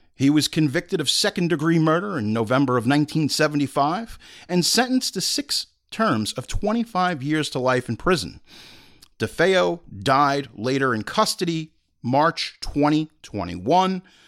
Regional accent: Long Island, New York, United States; I'm from Long Island as a native

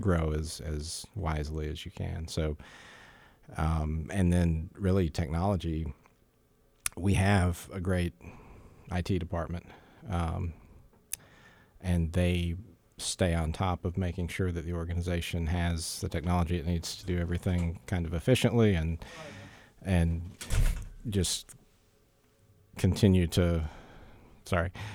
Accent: Jacksonville, Florida, United States; moved away as an adult; also born or lived in south of Tampa, Florida; I grew up in Jacksonville, Florida, which is a much bigger city

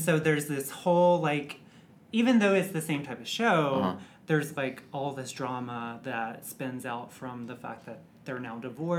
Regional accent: Mississippi, United States; I'm from Mississippi

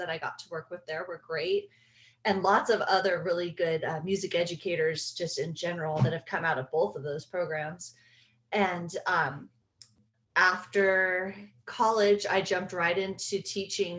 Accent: Whittier, California, United States; I grew up in Southern California in Whittier.

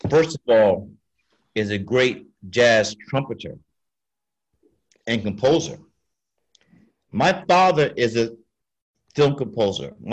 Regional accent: Brooklyn, New York, United States; The Lees, growing up in Brooklyn.

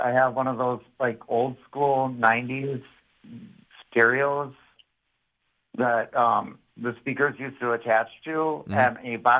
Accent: Hartford, Connecticut, United States; I mean, obviously I'm from Hartford because I don't say buttons. I say buttons.

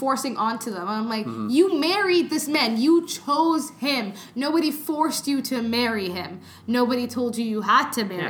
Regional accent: Canada; I'm too Canadian

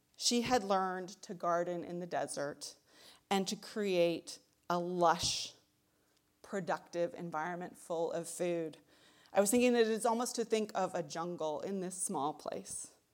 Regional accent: Texas, United States; moved away as an adult; also born or lived in Tucson, Arizona; now in Michigan, United States; I'm from Texas

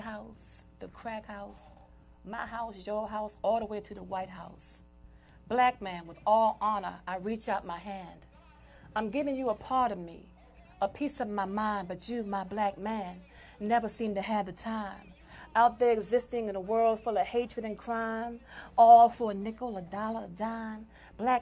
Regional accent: Southampton, New York, United States; now in Maryland, United States; I'm from Southampton, Long Island

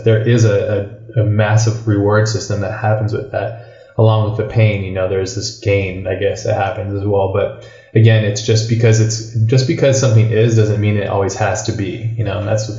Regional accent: Hawaii, United States; I'm from America. I traveled a lot, though. I traveled all over the place. Yeah. But originally from Hawaii.

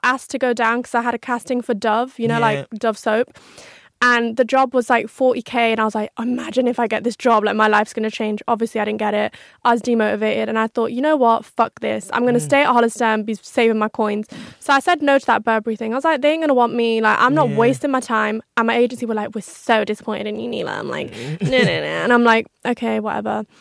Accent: Coventry, West Midlands, United Kingdom; now in London, United Kingdom; I'm from a small town

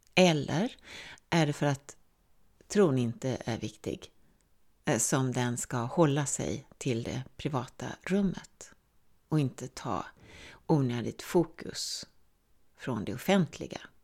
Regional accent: Sweden; jag är svensk

